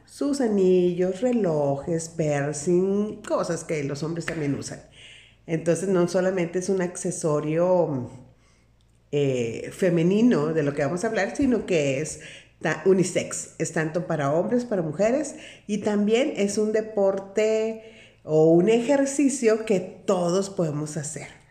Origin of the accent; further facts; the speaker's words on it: Sinaloa, Mexico; Soy de una parte de la República Mexicana, soy de Sinaloa